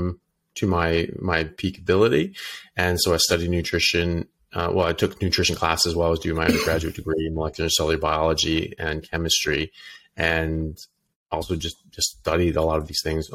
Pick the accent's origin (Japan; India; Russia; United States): United States; moved away as an adult; also born or lived in United Kingdom / Ireland; now in Australia; I'm an American doctor. I'm currently practicing in Australia